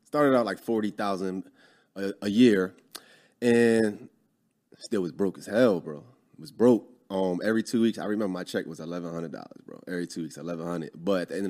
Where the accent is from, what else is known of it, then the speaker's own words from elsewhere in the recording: Philadelphia, Pennsylvania, United States; moved away as an adult; Born and raised in Philly.